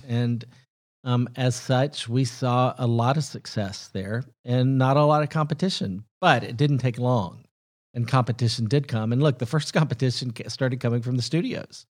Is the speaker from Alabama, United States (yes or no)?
yes; Huntsville, Alabama, United States; moved away as an adult; also born or lived in Mississippi / Tennessee / Southern California; now in Nashville, United States; I was born in Mississippi, raised in Tennessee and Alabama, about as southern as you can get. But, uh, most of my upbringing was in Huntsville, so pretty close